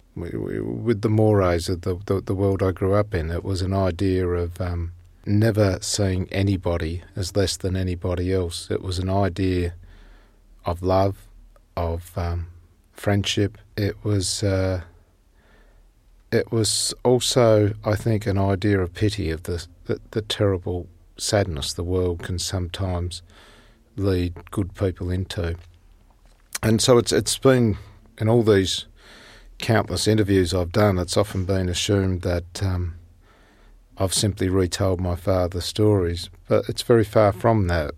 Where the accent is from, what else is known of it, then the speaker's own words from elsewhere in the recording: Tasmania, Australia; our village where I was born in Tasmania